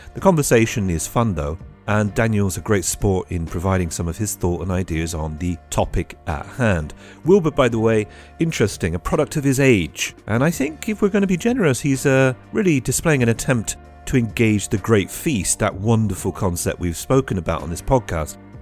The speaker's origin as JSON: {"language": "English", "country": "United Kingdom", "moved": "yes", "lives_now": "Trieste, Italy", "said": "I'm British"}